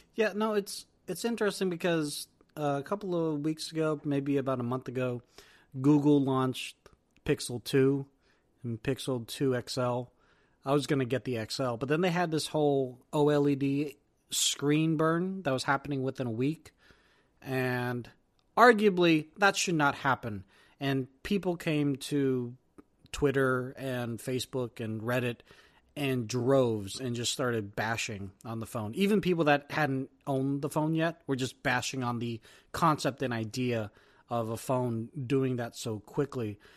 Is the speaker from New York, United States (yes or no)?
no; Silicon Valley, California, United States; being from Silicon Valley